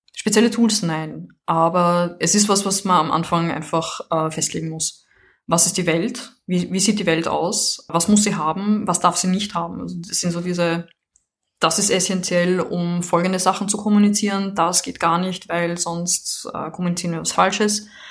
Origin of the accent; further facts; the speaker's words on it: Vienna, Austria; now in France; ich komme aus Wien, wohne jetzt in Frankreich